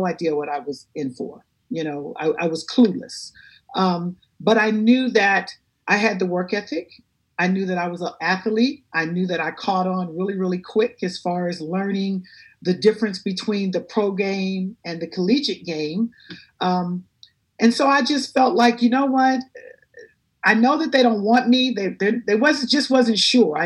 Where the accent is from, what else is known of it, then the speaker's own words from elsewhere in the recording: Compton, California, United States; I grew up in Compton in the inner city